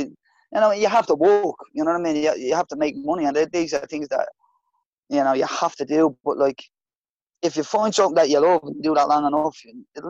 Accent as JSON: {"language": "English", "town": "Dublin", "region": "Leinster", "country": "Ireland", "said": "I'm from Ballymun"}